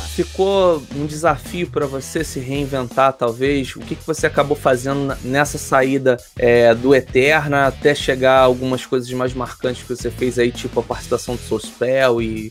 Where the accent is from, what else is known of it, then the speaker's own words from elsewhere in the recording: Rio de Janeiro, Brazil; Eu sou do Rio